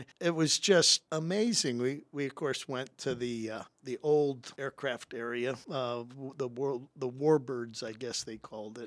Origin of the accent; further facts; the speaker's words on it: Rock Island, Illinois, United States; moved away as an adult; also born or lived in Purdue (Indiana) / Pasadena, California; I was selected from Rocky